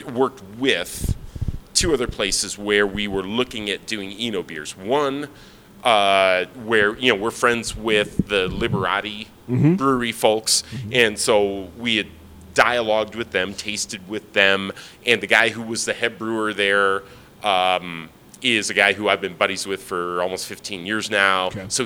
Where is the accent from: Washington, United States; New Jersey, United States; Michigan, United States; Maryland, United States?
Michigan, United States; Detroit suburbs.